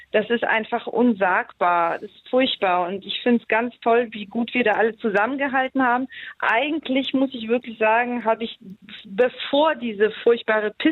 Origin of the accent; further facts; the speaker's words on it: Poland; born there; Ich bin gebürtige Polin.